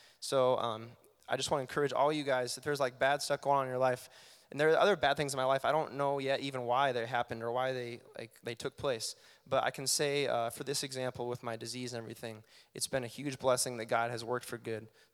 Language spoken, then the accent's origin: English; Boone, Iowa, United States; moved away as an adult; now in Cedar Falls, United States; moving away from Boone, my hometown, and living here in Cedar Falls